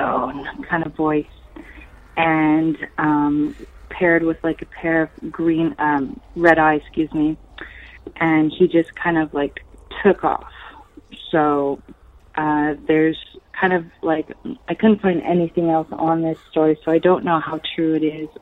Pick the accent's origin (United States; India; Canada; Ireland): Canada; area outside Montreal, Quebec; my hometown